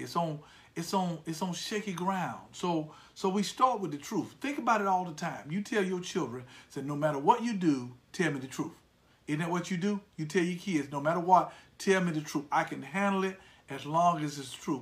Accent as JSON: {"language": "English", "country": "United States", "said": "I am an American uh, to my core."}